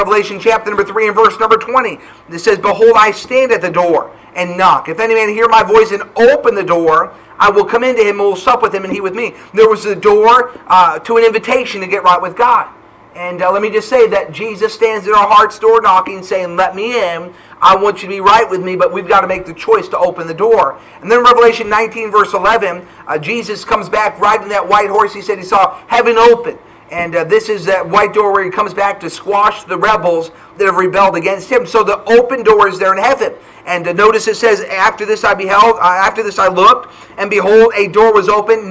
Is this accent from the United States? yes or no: yes; New Hampshire, United States; also born or lived in Ford City, Pennsylvania; now in Huntsville, United States; Growing up in New Hampshire, I remember as a teenager, I had a burden for my local area